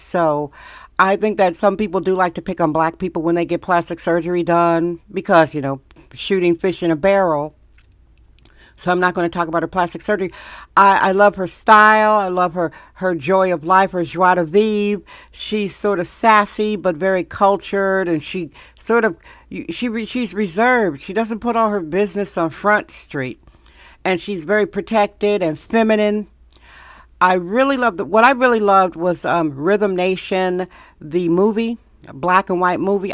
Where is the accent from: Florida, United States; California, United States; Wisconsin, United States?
Wisconsin, United States; Milwaukee; I'm a Motown baby from Milwaukee, Wisconsin. I was raised on Motown